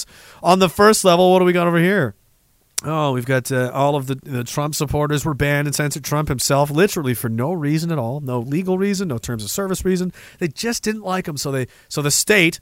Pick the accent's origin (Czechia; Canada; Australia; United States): Canada; being Canadian